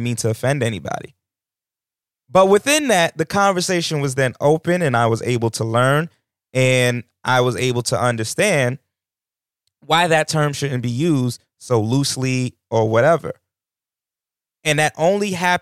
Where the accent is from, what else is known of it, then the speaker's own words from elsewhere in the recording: New York, United States; moved away; I come from New York